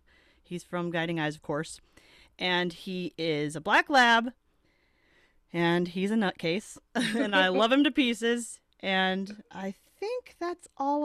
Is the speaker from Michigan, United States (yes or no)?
yes; Temperance, Michigan, United States; from Temperance, Michigan. So kind of the southeast corner there.